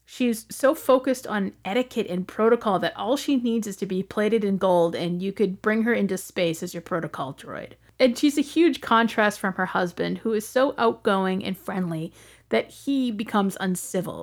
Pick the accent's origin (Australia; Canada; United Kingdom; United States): United States; as an American